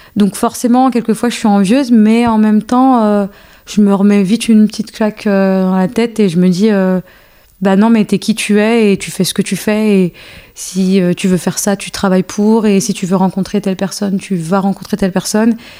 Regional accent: France; also born or lived in Algeria; Je suis née en Algérie et euh, après, je suis arrivée en France à mes deux ans

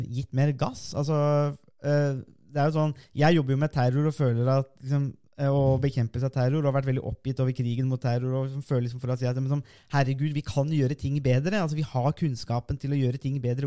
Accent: Norway; vi kommer jo begge fra Norges varmeste sted

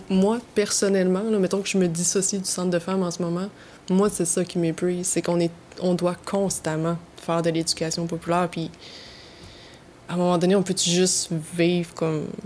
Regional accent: Quebec, Canada; Puis là, je parle du Québec parce que je suis québécoise

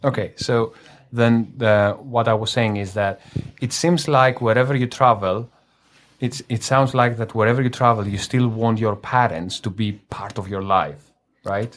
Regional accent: Greece; now in Manila, Philippines; I am from Greece

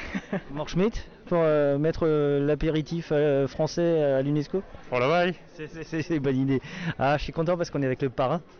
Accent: Grand Est, France; je suis un Alsacien normalement.

